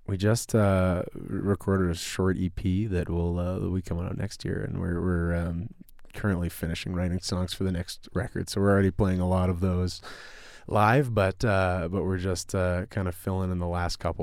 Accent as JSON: {"language": "English", "town": "Winnipeg", "region": "Manitoba", "country": "Canada", "said": "we're from Winnipeg"}